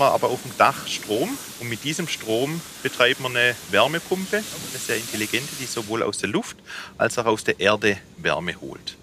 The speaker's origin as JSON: {"language": "German", "area": "Rems Valley, Swabia", "region": "Baden-Württemberg", "country": "Germany", "tie": "born or raised there", "accent": "Swabian", "said": "Im Schwabeländle, im Remstal"}